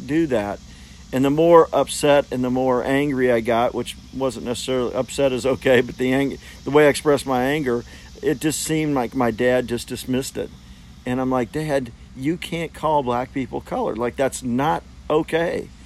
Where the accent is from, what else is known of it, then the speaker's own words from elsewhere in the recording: Fort Smith, Arkansas, United States; I grew up in Fort Smith, Arkansas, and I was probably 9-10 years old.